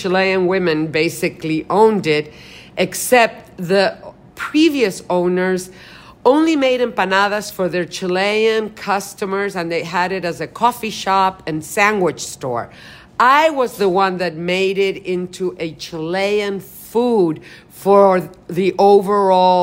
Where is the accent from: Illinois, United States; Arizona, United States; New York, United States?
New York, United States; New York City; now in San Francisco, United States; I grew up in New York City